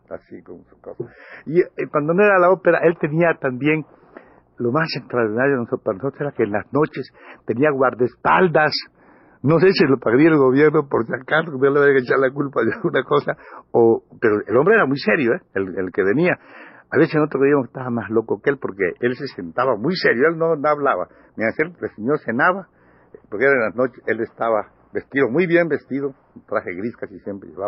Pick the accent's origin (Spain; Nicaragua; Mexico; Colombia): Mexico; Campeche; Yo soy de Campeche, pero somos campechanos todos.